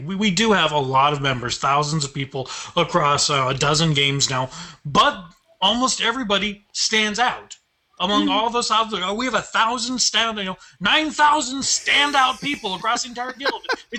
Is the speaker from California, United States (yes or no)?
yes; California, United States; I was born and raised in California.